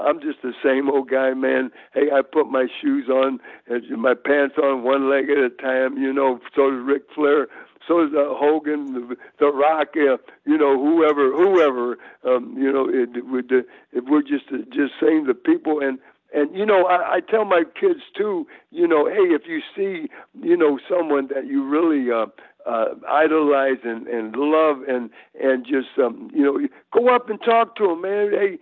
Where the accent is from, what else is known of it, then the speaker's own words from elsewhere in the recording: Hammond, Indiana, United States; also born or lived in Tennessee; now in Virginia, United States; we came up from Tennessee, was all born in Tennessee, but I was raised in Hammond, Indiana